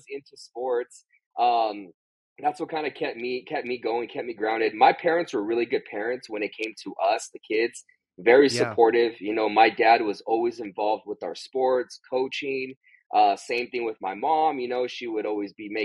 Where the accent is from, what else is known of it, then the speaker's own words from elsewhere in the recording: San Bernardino, California, United States; also born or lived in Riverside County, California; I grew up in Southern California, the Inland Empire. I was born in San Bernardino, California